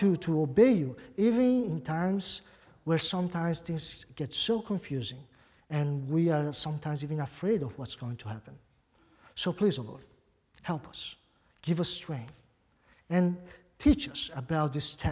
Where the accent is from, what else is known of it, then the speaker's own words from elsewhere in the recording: Brazil; accent: Brazilian; English is a second language; also born or lived in Buenos Aires, Argentina; now in United States; I do have an accent. Probably many people, when I preach, they try to figure out where my accent comes from. It's Brazilian. I spent most of my life in Brazil. But of course, I wasn't born there. I was born in Argentina, actually.